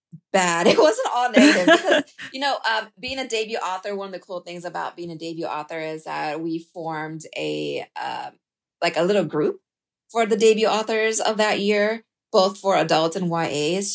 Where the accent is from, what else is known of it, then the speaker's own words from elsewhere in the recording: Texas, United States; also born or lived in India; Yeah, so I immigrated from India to Texas when I was 4. So I am pretty much a Texan. I lost my accent a bit though.